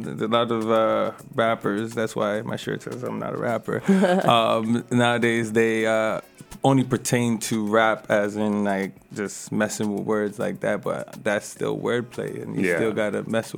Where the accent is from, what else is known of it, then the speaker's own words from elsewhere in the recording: Toronto, Ontario, Canada; now in Ottawa, Canada; No, originally I'm from Toronto, Scarborough, but I actually moved out to Ottawa, and there's where I kind of developed more of my music-wise.